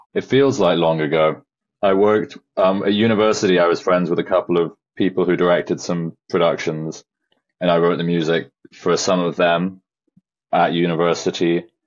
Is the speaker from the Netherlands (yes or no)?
no; Shropshire, West Midlands, United Kingdom; I was raised in Shropshire, which is a very remote rural farming county in England on the border of Wales